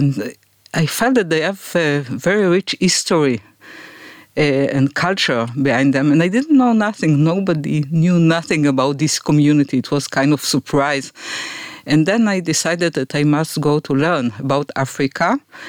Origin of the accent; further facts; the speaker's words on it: Afula, Northern District, Israel; I was born in Afula.